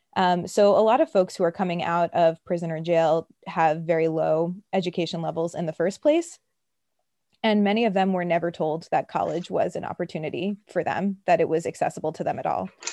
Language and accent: English; New York City, New York, United States; I grew up, so I'm from Brooklyn